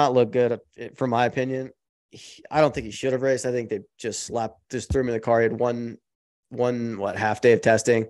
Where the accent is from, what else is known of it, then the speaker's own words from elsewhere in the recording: United States; As an American